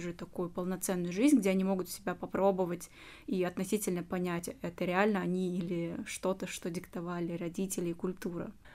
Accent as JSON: {"language": "Russian", "country": "Uzbekistan", "tie": "born or raised there", "moved": "as an adult", "lives_now": "Russia", "said": "я сама узбечка из Узбекистана, выросла в этой культуре, жила много-много лет"}